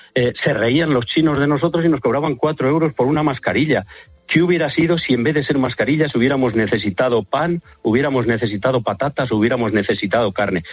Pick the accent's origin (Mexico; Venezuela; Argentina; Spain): Spain; Valladolid, Castile and León; yo soy de Valladolid